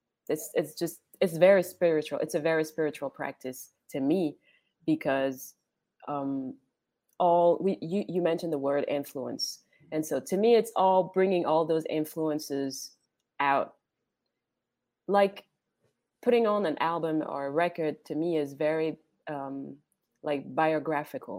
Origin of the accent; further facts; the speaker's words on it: France; moved away; also born or lived in French Caribbean; I'm from France and French Caribbean.